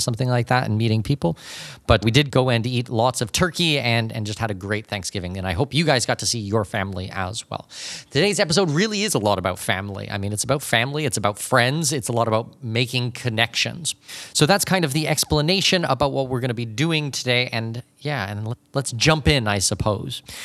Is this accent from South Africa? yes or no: no; Canada; moved away; also born or lived in Panama; I am not an American citizen myself, I'm Canadian